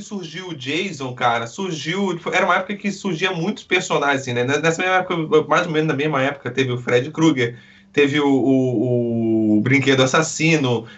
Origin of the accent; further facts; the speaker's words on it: Rio de Janeiro, Brazil; eu sou do Rio